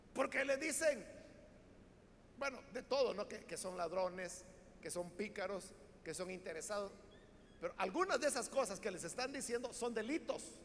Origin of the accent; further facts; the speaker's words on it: El Salvador; así es como hablamos los salvadoreños, todos lo hacemos en diminutivo.